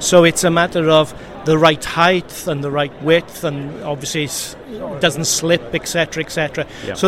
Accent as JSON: {"language": "English", "region": "Wales", "country": "United Kingdom", "said": "I come from South Wales."}